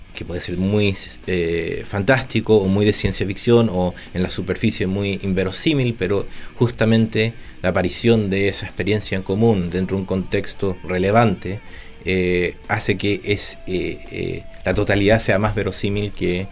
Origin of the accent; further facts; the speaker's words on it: Santiago, Santiago Metropolitan Region, Chile; also born or lived in Buenos Aires, Argentina; yo cuando era chico estaba acá en Santiago, y también después en Buenos Aires